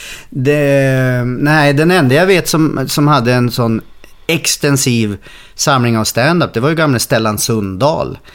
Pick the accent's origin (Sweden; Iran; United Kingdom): Sweden; Norrland; moved away as an adult; also born or lived in Stockholm; now in Gothenburg, Sweden; jag är norrlänning